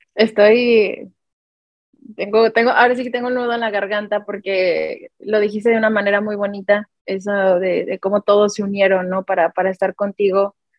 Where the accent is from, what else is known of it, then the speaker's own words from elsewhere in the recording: Mexico; como mexicanos